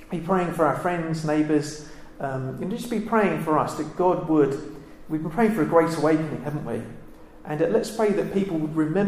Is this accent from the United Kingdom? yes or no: yes; United Kingdom